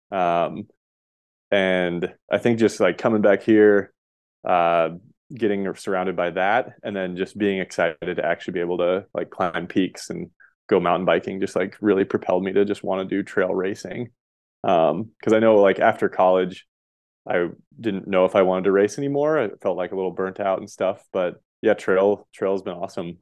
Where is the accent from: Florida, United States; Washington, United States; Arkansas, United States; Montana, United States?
Montana, United States; moved away as an adult; also born or lived in Colorado; I grew up in Montana